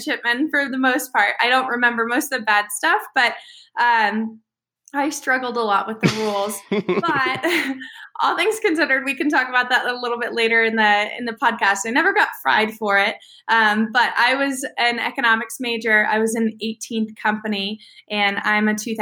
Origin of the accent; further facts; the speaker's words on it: Colorado Springs, Colorado, United States; moved away as an adult; I grew up in Colorado Springs, Colorado, actually next to the Air Force Academy.